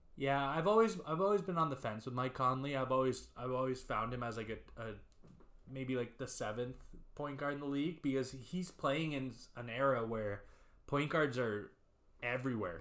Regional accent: Canada; We're from Canada here

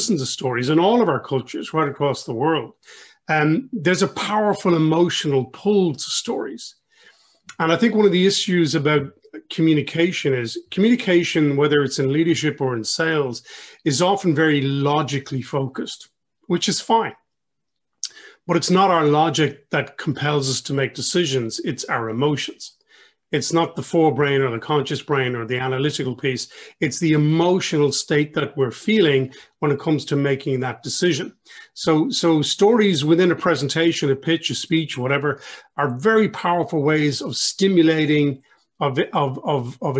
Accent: Ireland; I'm Irish through and through, several centuries and generations

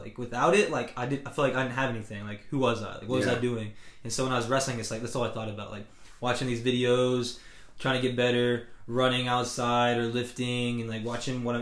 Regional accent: Jefferson, Georgia, United States; also born or lived in Cartersville, Georgia; I was actually born in Cartersville, and, like, I lived there actually until I was 10. Mm. And so, then I moved to Jefferson

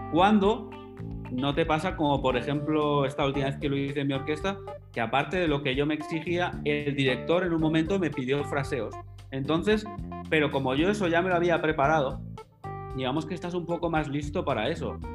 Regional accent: Alcañiz, Aragon, Spain; estando en Alcañiz, en mi pueblo natal

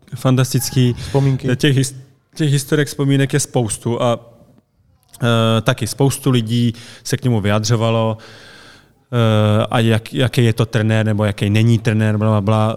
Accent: Hradec Králové, Hradec Králové Region, Czechia; also born or lived in Pardubice; já jsem se narodil v Hradci a začínal jsem v Hradci

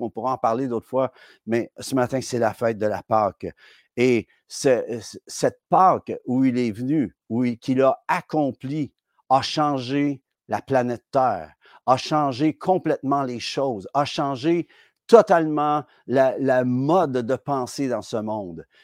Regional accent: Quebec, Canada; en tant que Québécois

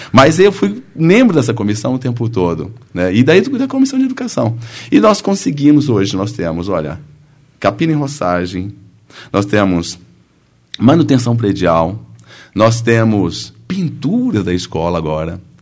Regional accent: Brazil; lá em Autônia, onde é a minha terra natal

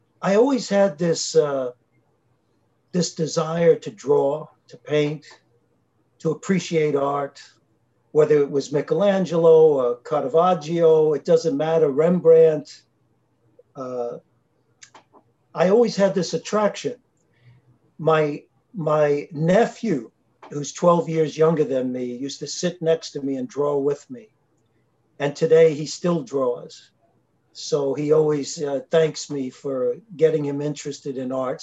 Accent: New York City, New York, United States; I was born and raised in Brooklyn, New York, in the city of New York

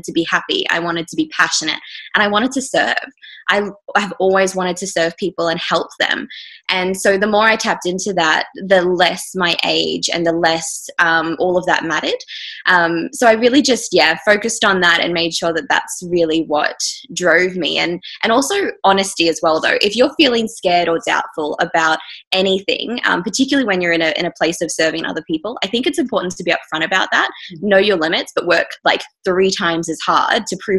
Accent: far north Queensland, Australia; now in Victoria, Australia; I'm from far north Queensland

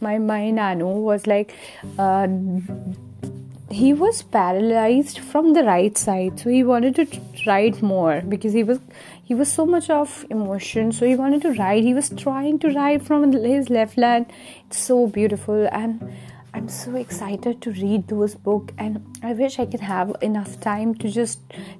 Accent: Himachal Pradesh, India; moved away; Himachal is my hometown. It's in the north side of India, the hilly area

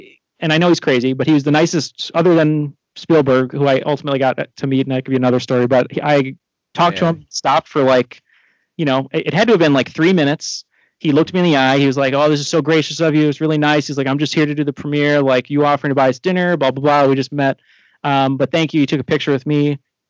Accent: United States; He's like, are you American? I was like, yeah.

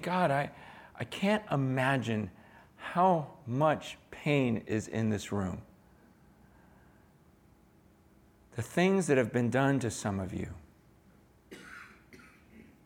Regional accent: San Francisco, California, United States; I was born here in San Francisco. I was born in Chinatown at the hospital in Chinatown.

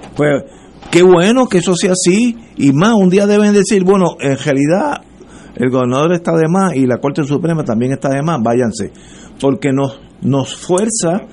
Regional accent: Puerto Rico

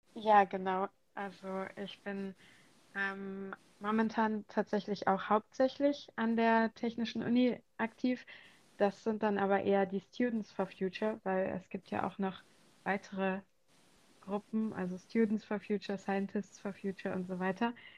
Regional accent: Southern Germany, Germany; now in Berlin, Germany; ich bin in Süddeutschland aufgewachsen

